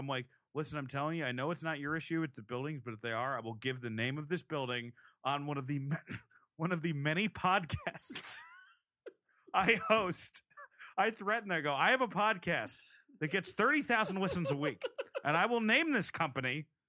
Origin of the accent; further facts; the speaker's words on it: Providence, Rhode Island, United States; I'm from Providence.